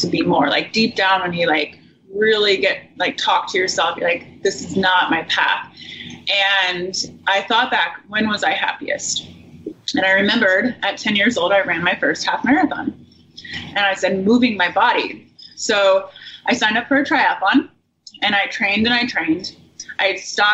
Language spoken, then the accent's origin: English; Indiana, United States; I grew up in Indiana in a happy family